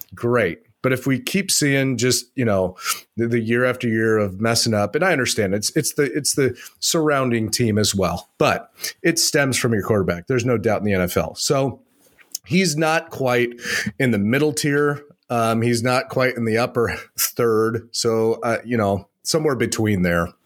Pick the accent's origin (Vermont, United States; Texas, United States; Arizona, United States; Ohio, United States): Arizona, United States; moved away as an adult; now in Minnesota, United States; I grew up in Arizona